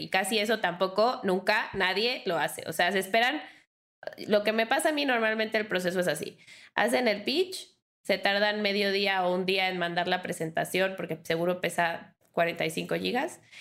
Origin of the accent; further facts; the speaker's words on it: Mexico; soy mujer, soy mexicana